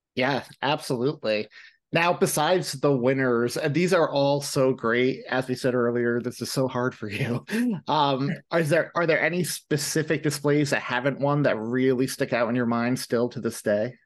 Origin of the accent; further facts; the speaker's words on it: New York, United States; I'm from New York